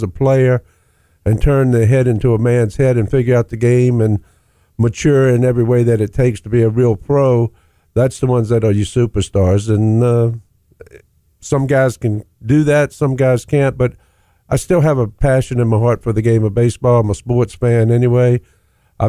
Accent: Virginia, United States; I grew up in Virginia

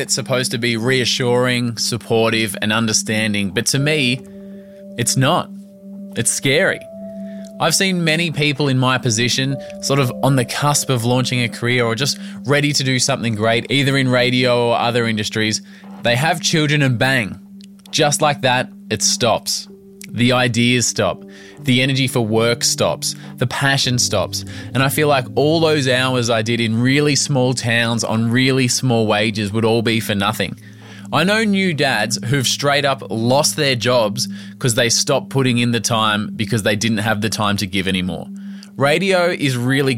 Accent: Melbourne, Victoria, Australia; I was brought up in Melbourne

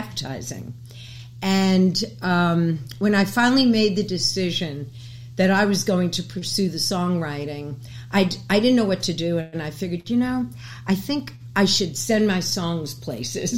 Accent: New York City, New York, United States; I was born and raised in New York City

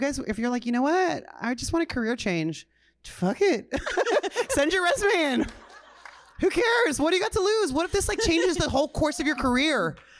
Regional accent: Ontario, California, United States; But I was very proud of the fact that I was from Ontario.

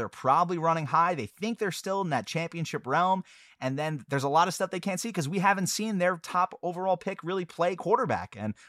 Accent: New York, United States; My home state, New York Giants.

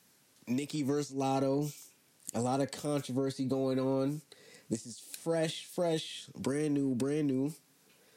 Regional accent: Jamaica; Being a Jamaican

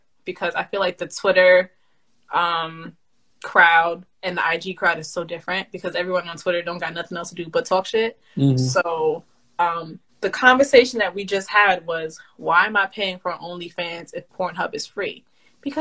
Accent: New York City, New York, United States; I'm from New York City. I'm from the Bronx.

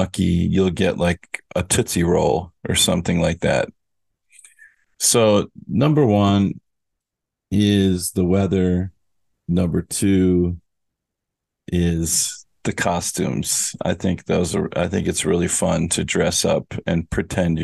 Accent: Minnesota, United States; I'm from Minnesota

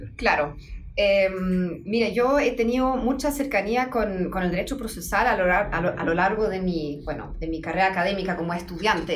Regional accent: Dortmund, North Rhine-Westphalia, Germany; Spanish is a second language; moved away as an adult; also born or lived in Vallenar, Chile / Coquimbo, Chile / Saarbrücken, Germany; yo soy alemana, mm. soy de Dortmund, en mm. Alemania

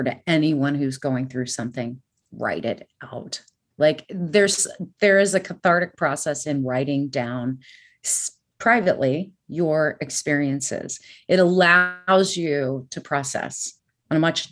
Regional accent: California, United States; growing up in California, it's a melting pot

